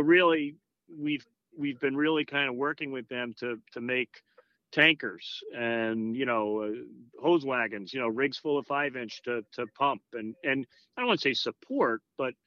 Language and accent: English; Long Island, New York, United States; now in Connecticut, United States; I grew up in Long Island in a very busy volunteer fire department before I came to Connecticut